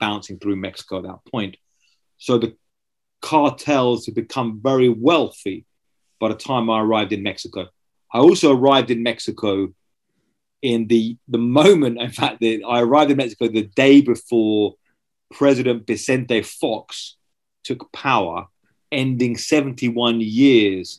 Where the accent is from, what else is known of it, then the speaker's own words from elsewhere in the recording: just outside of Brighton, South East England, United Kingdom; I grew up just outside of Brighton in Southeast England